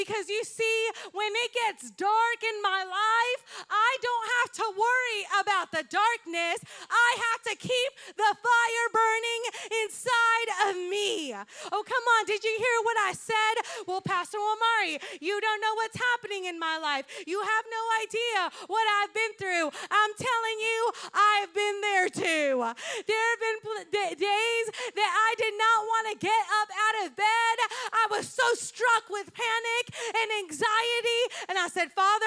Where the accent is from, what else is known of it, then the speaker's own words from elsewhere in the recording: Puerto Rico; English is a second language; moved away; When I grew up in Puerto Rico